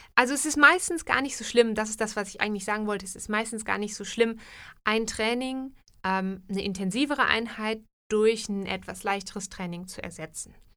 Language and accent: German; Germany; now in Switzerland; in Deutschland oder aus der Ecke aus Deutschland, wo ich herkomme, würde man, glaube ich, Leitungswasser sagen